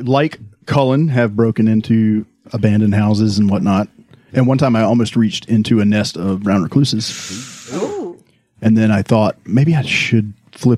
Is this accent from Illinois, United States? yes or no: no; Tupelo, Mississippi, United States; I'm from Tupelo